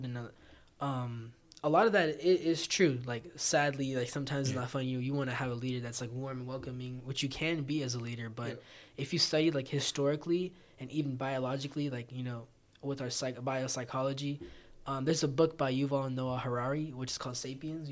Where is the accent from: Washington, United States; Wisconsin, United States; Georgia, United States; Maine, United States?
Georgia, United States; Morrow; I grew up in Clay County, which is predominantly black